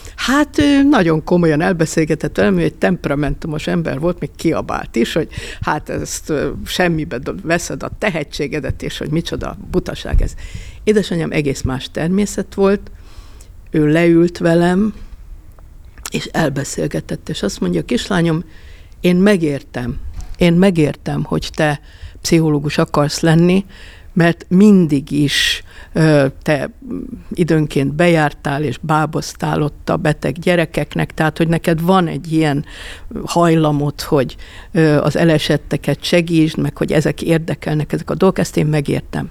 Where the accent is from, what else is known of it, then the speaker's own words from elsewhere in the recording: Budapest, Hungary; Nagyon jó volt a Svábhegyen gyereknek lenni